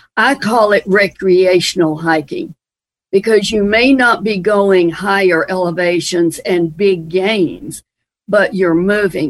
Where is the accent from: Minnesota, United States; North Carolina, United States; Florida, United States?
North Carolina, United States; Transylvania County, Western; growing up in Western North Carolina.